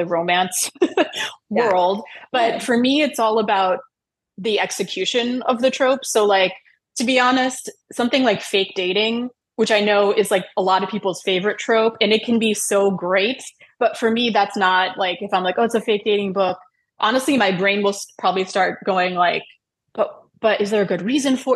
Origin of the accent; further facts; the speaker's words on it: Wisconsin, United States; moved away as an adult; also born or lived in New York; I grew up in Wisconsin, which is not a place where there are many Jews.